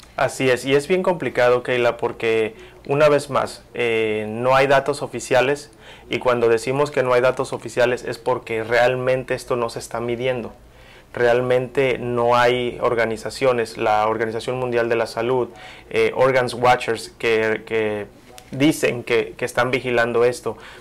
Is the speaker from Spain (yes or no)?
no; Mexico; soy orgullosamente mexicano